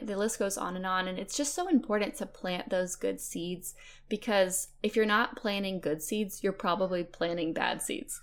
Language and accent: English; Fairhope, Alabama, United States; I'm from Fairhope, Alabama. It's a beautiful town on the Gulf Coast in Alabama